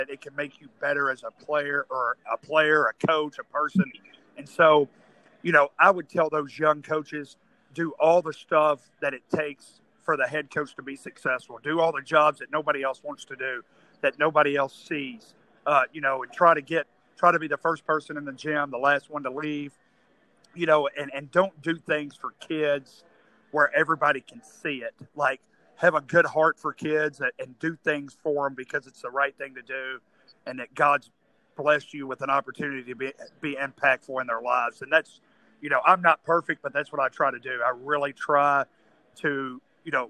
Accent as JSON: {"language": "English", "town": "Mayfield", "region": "Kentucky", "country": "United States", "tie": "born or raised there", "said": "I grew up in Mayfield, Kentucky"}